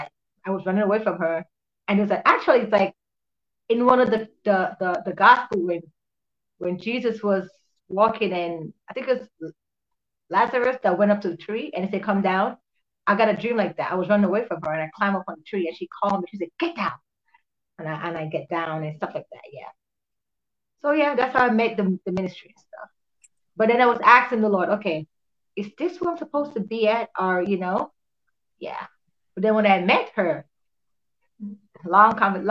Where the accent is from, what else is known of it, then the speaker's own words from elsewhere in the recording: Jamaica; I'm actually from Jamaica